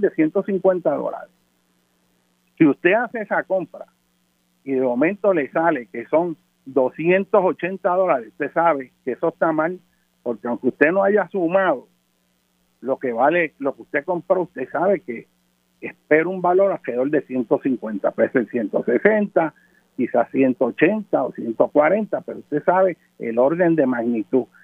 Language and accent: Spanish; Puerto Rico; Aquí en Puerto Rico, ser puertorriqueño es como respirar el aire